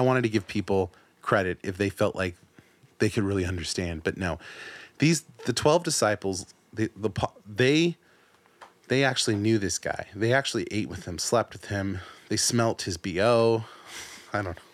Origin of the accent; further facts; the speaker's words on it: United States; also born or lived in San Diego; us being Americans, us living in the city we live